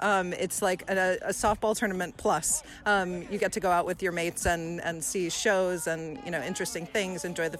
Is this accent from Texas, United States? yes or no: yes; Texas, United States; moved away as an adult; now in London, United Kingdom; I'm from Texas, and I grew up playing fast pitch.